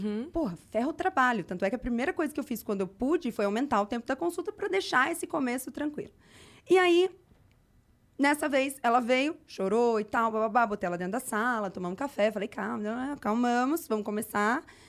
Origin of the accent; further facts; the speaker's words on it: São José do Rio Preto, São Paulo, Brazil; moved away; eu fui pra Rio Preto, que eu sou de Rio Preto, fui visitar minha família